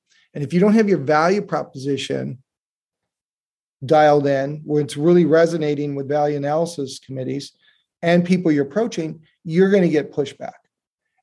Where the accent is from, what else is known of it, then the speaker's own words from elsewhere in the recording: Detroit, Michigan, United States; I grew up in Detroit, Michigan